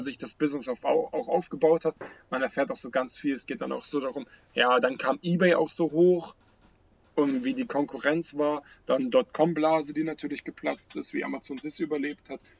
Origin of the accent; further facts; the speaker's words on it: Teltow, Brandenburg, Germany; in Telto, wo ich aufgewachsen bin